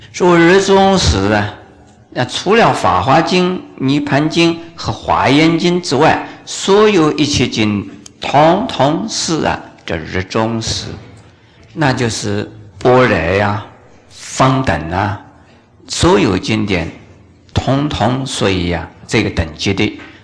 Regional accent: China; 我们中国人

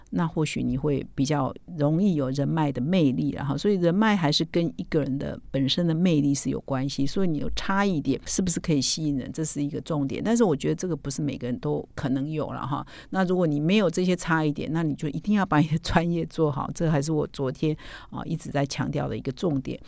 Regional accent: Taiwan; 我们台湾话就土质嘛

